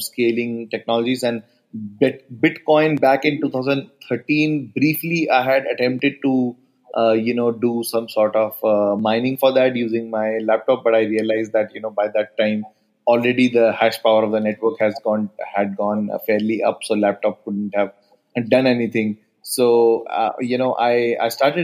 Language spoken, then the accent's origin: English; Delhi, India; Delhi is my hometown in India